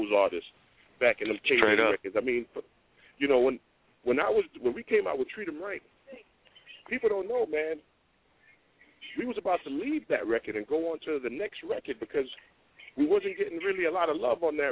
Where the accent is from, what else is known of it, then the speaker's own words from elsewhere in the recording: New York, United States; I was from New York